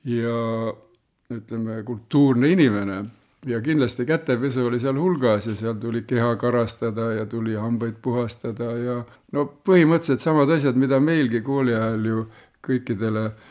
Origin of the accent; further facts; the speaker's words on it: Raikküla, Rapla County, Estonia; ma ise olen pärit Raikülast, sellisest väga kuulsast kohast Põhja-Eestist